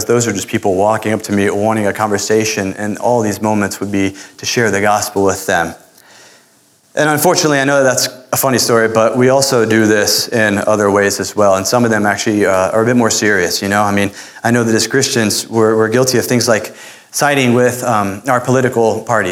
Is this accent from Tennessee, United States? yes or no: no; Florida, United States; moved away; the little Spanish that I learned growing up in Florida